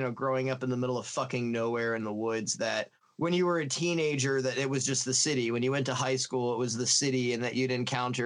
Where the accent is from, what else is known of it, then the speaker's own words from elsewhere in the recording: the South, United States; when I was a kid, you know, growing up in the South